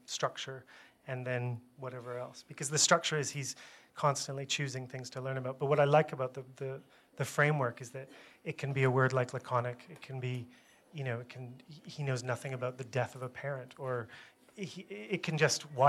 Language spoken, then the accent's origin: English; Canada; I have to keep saying it. as a Canadian, about